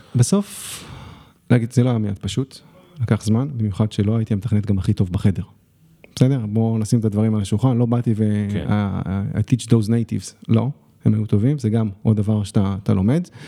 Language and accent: Hebrew; Israel; also born or lived in Shanghai, China